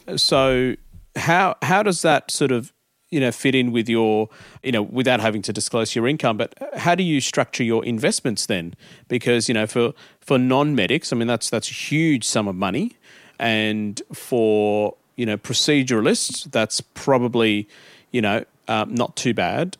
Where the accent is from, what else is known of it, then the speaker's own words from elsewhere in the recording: Adelaide, South Australia, Australia; we came to Australia and and uh, I grew up in Adelaide